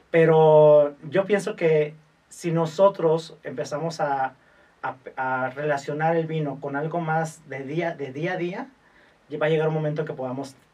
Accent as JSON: {"language": "Spanish", "country": "Mexico", "said": "más bien es como pensar que nosotros, como mexicanos, que a lo mejor nos falta un poquito ese tema"}